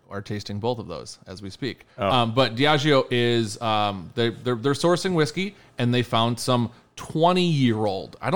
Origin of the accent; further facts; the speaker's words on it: Kentucky, United States; Uh, yes. I'm from Kentucky.